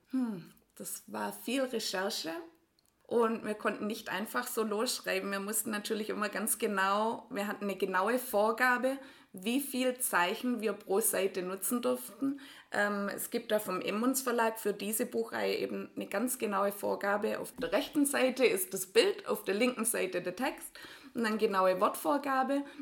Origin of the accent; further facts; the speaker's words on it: Ringingen, Baden-Württemberg, Germany; ich auf der Alp aus Ringingen, aus einem ganz kleinen Dorf neben Borlandingen. Und ja, wir sind beide eben in Hechingen zur Schule gegangen